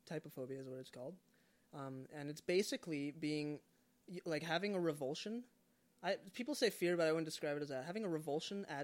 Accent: Canada; I'm a Canadian citizen, but I identify, um, I don't know, I guess, as a Jesus follower primarily

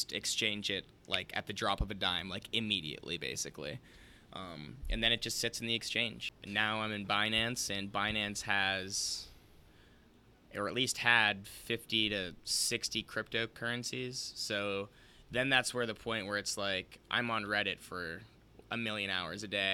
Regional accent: United States; speaking as an American

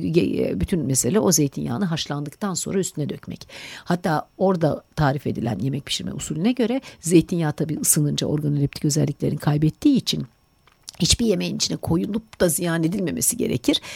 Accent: Istanbul, Turkey; biz buğulama yaptığımız zaman pek sardalya buğulama yapmıyoruz İstanbul'da.

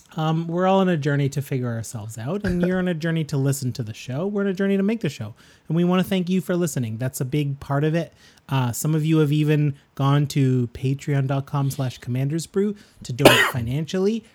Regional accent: Canada; We're proud Canadian podcasters

